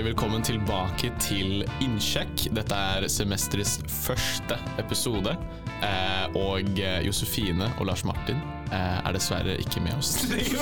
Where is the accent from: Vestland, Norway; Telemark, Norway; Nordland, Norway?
Telemark, Norway; Drangedal; moved away; så kommer jeg fra Drangedal, som er en sånn liten, liten drittbygd i Telemark.